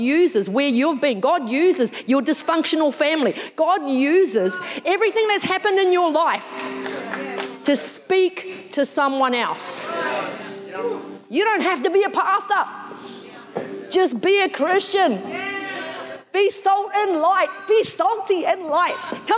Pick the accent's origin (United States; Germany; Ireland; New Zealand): New Zealand; I'm from New Zealand, I'm a Māori